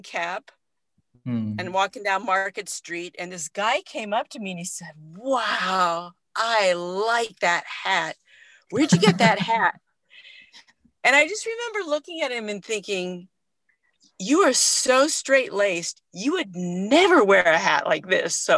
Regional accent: Oahu, Hawaii, United States; moved away as an adult; also born or lived in San Francisco, California / Kauai, Hawaii; I grew up on Oahu, which is the main island

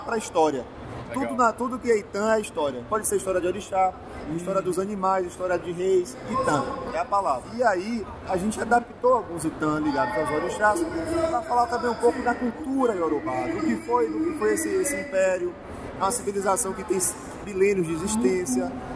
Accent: Bahia, Brazil; cultura da Bahia, que é minha terra

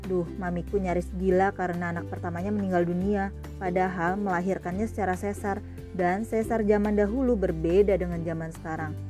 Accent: Balikpapan, East Kalimantan, Indonesia; born there; Aku lahir di kota Balikpapan, tepat pada hari ibu.

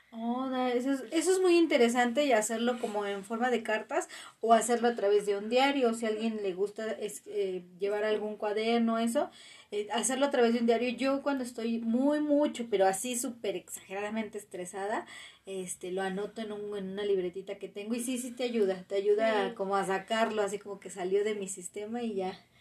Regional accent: Mexico; como mexicanos

